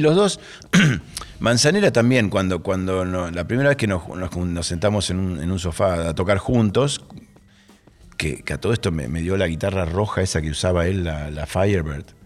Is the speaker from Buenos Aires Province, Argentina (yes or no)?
no; Rosario, Santa Fe, Argentina; soy argentino